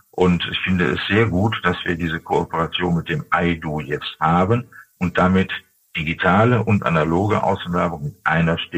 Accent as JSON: {"language": "German", "town": "Dortmund", "region": "North Rhine-Westphalia", "country": "Germany", "tie": "born or raised there", "said": "zum Beispiel in meiner Heimatstadt Dortmund nur in Fußgängerbezirken"}